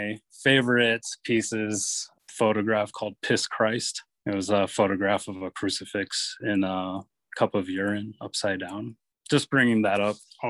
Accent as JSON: {"language": "English", "town": "Alexandria", "region": "Virginia", "country": "United States", "tie": "born or raised there", "also_born_or_lived": "Arlington, Virginia / Fairfax, Virginia", "said": "Well, I was born in Arlington. I grew up in Alexandria and in Fairfax, Virginia. Grew up in the Metro DC area"}